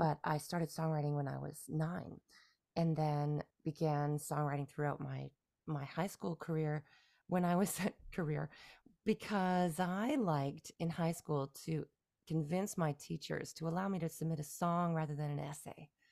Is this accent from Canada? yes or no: yes; just outside of Toronto, Ontario, Canada; first language English; moved away as an adult; now in Beijing, China; I was born and raised in Canada, yeah, just outside of Toronto, Canada, and, uh, lived in Canada and in the province of Ontario, until my early thirties